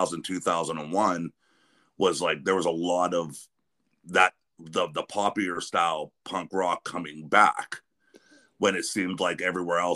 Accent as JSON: {"language": "English", "region": "Western Pennsylvania", "country": "United States", "said": "I'm from Western Pennsylvania, but really close to Youngstown"}